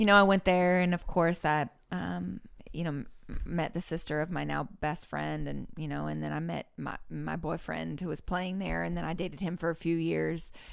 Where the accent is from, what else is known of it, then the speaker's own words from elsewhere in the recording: Orinda, California, United States; I'm from, uh, the Bay Area in California, a small town called Orinda